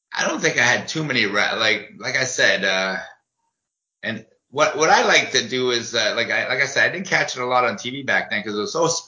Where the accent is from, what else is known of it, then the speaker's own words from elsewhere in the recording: Uruguay; now in Ontario, Canada; where I was born in Uruguay, South America.